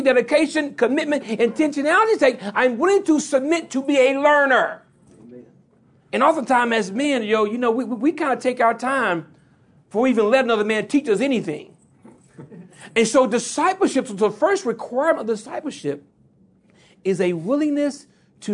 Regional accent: Louisiana, United States; I'm from Louisiana, so I talk fast by nature

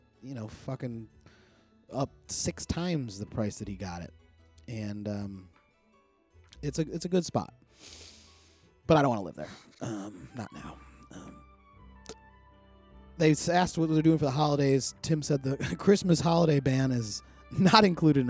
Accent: Buffalo, New York, United States; I'm from Buffalo.

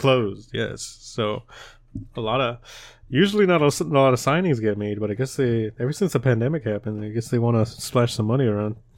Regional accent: United States; we're American

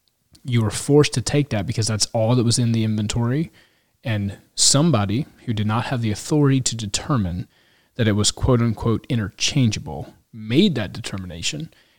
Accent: Texas, United States; As a Texan, I can latch on to that.

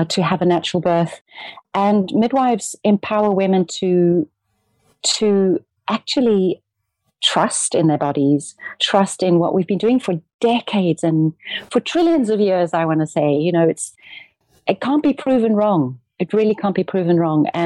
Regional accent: South Africa; also born or lived in Amsterdam / Cape Town; I'm a South African and I live between Amsterdam and Cape Town, 6 months each

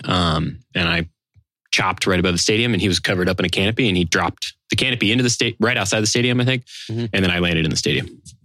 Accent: Los Angeles, California, United States; I'm from Los Angeles

